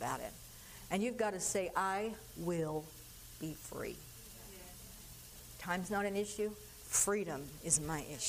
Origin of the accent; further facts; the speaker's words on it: California, United States; I grew up in California